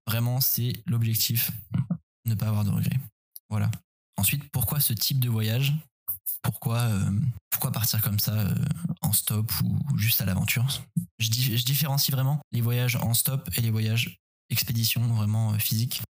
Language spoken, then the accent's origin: French; Paris, Île-de-France, France; la forêt à côté de chez moi à Paris